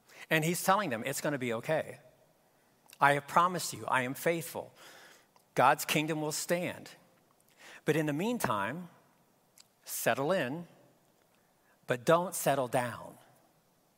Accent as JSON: {"language": "English", "country": "United States", "said": "Before I'm an American, I'm a Jesus follower"}